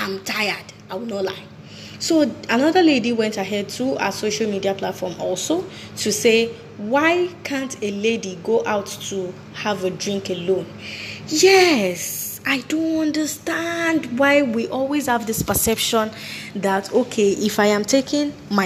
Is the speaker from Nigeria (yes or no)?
yes; Nigeria; I'm proudly Nigerian, and I can hold my chest, beat it well, and say I'm a Nigerian.